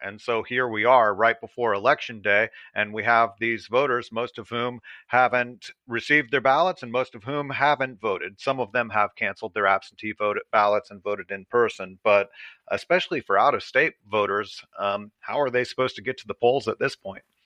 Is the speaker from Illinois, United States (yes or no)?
no; Atlanta, Georgia, United States; I'm from the Atlanta area, so um, this is my hometown